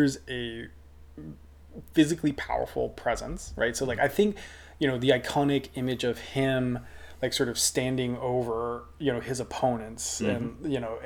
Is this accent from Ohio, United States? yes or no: no; Maine, United States; I grew up in Maine, which is, you know, northern state, and very, you know, in a pretty rural town